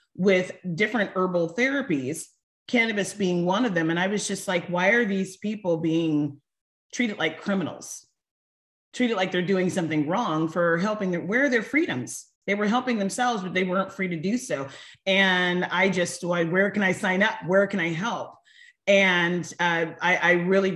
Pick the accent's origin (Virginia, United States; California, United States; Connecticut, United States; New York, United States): California, United States; Northern; I grew up in Northern California